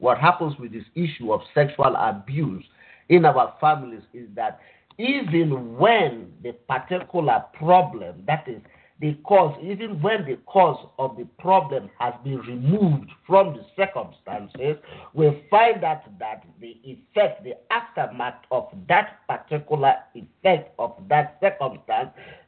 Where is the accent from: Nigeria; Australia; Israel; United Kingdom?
Nigeria; now in United States; I grew up in Nigeria